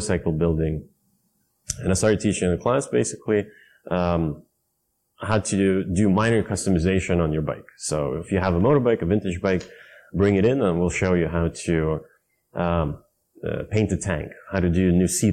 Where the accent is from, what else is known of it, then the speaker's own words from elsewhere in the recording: Stockholm, Stockholm County, Sweden; also born or lived in Vallentuna; I grew up in Sweden, in Stockholm